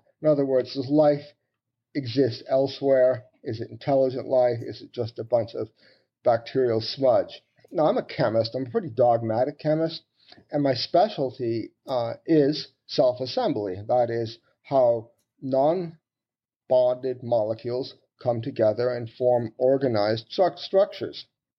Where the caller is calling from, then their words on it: St. Paul, Minnesota, United States; I'm calling you from St. Paul in Minnesota in the U.S.